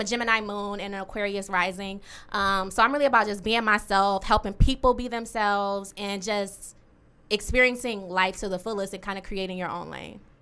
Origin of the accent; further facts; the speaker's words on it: Detroit, Michigan, United States; I was born and raised in Detroit on the west side and the east side.